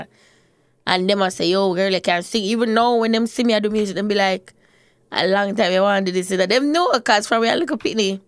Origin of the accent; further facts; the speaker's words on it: Portmore, Saint Catherine, Jamaica; I grew up in Portmore